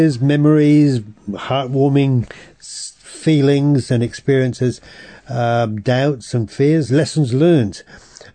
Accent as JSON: {"language": "English", "region": "England", "country": "United Kingdom", "tie": "born or raised there", "said": "As a European, as English, or grown up in England"}